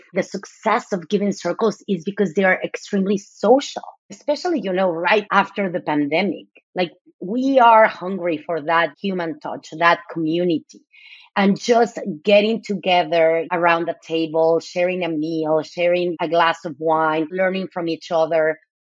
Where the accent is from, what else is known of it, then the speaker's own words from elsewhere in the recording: Mexico City, Mexico; now in United States; I'm originally from Mexico City. I moved to the US 26 years ago. So I have been most of my life here.